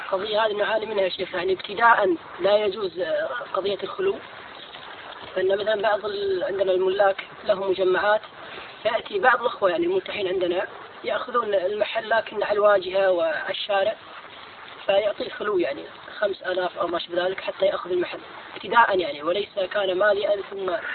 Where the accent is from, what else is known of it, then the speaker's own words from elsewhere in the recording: Kuwait; عندنا في الكويت